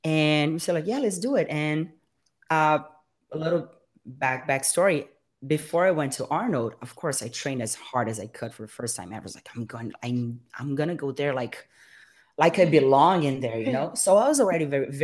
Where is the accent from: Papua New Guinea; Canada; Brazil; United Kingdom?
Brazil; moved away as an adult; now in United States; She is actually from my hometown